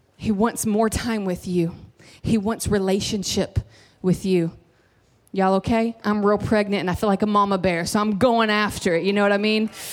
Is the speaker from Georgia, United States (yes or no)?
no; Kentucky, United States; I'm from Kentucky